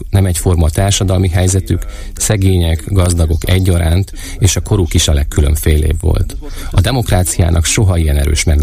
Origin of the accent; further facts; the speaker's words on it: Berlin, Germany; now in Munich, Germany; Münchenben, ahol tíz éve élek. Egyébként Berlinben nőttem fel.